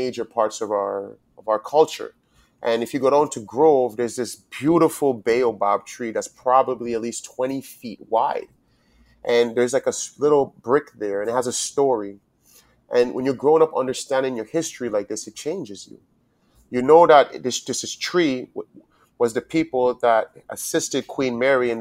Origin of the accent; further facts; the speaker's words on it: U.S. Virgin Islands; also born or lived in Charleston; growing up as a Virgin Islander, it's a different aspect as being American, but it's still a part of America.